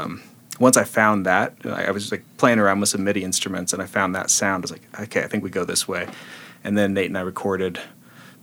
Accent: Kansas, United States; I grew up Baptist and in the middle of Kansas

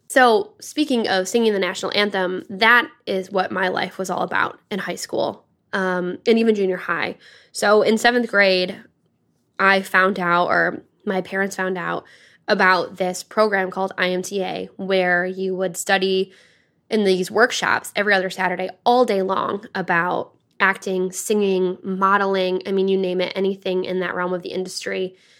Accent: Dryden, Michigan, United States; moved away; born and grown up in a small town called Dryden

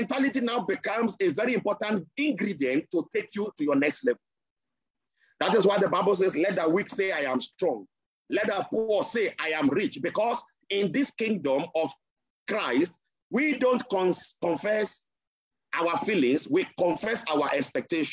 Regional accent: Nigeria; I am a Nigerian

